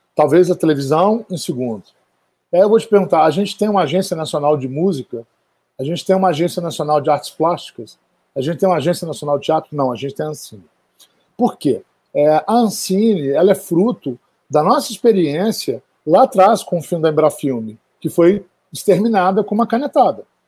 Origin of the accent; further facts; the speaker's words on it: Minas Gerais, Brazil; eu que sou de Minas Gerais